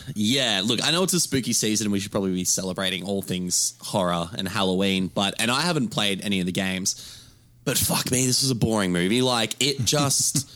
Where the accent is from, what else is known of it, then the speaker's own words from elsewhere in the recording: Australia; I'm from Australia.